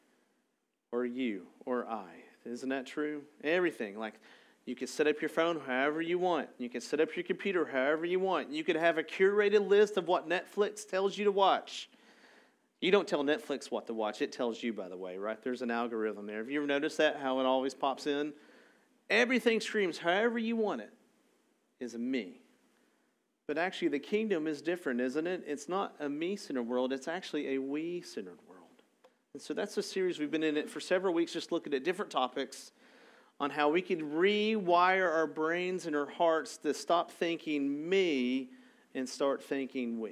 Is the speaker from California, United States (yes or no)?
no; Arlington, Texas, United States; I'm from Arlington